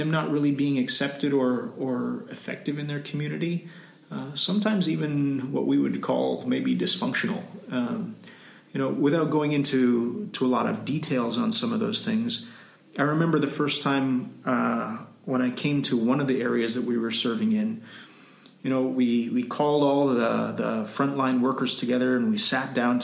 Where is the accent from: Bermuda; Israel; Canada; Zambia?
Canada; moved away as an adult; also born or lived in Cambodia / Timor-Leste; now in Philippines; I'm from Canada